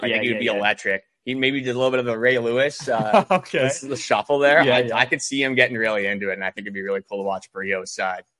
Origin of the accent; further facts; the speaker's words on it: Winnipeg, Manitoba, Canada; we're from Winnipeg